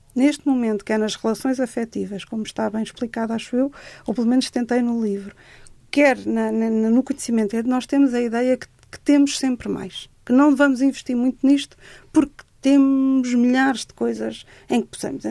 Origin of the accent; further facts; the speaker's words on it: Cascais, Lisbon, Portugal; eu cresci em Cascais